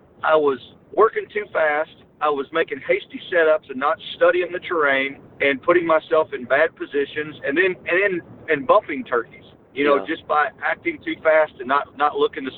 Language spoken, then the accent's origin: English; Missouri, United States; that's my hometown.